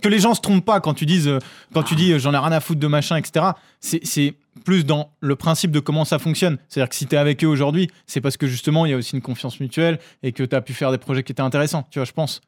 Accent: France; nous, Français

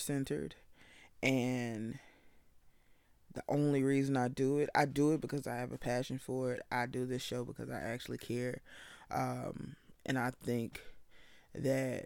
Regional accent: the South, United States; I'm from the South

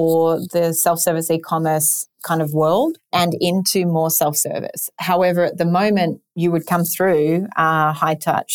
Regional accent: Sydney, New South Wales, Australia; moved away; You might have noticed my accent, also coming from in Sydney, Australia

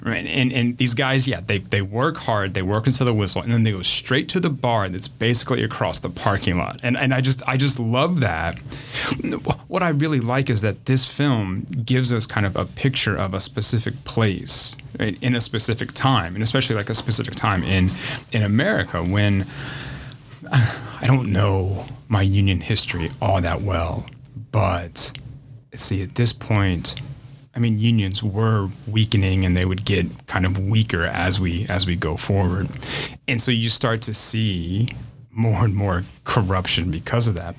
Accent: Indianapolis, Indiana, United States; born or raised there

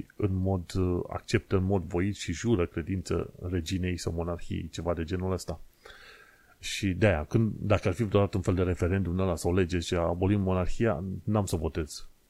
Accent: Romania; moved away as an adult; now in United Kingdom; noi ca români

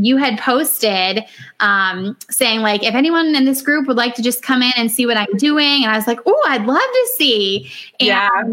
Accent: Northeast Ohio, United States; I'm from Northeast Ohio, so quite a ways away from Phoenix.

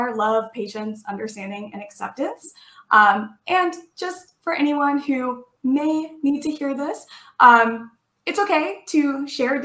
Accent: Texas, United States; moved away as an adult; also born or lived in Washington State; now in Washington, United States; I was born and raised in Texas, but I actually recently moved to Washington State last year

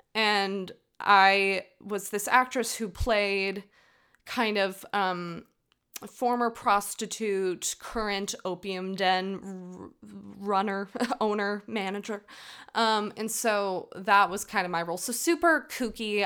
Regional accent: United States; I'm American. I, from the U S

